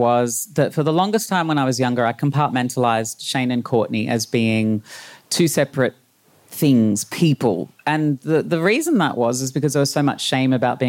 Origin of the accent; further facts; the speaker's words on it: Brisbane, Queensland, Australia; Brisbane in the 80s.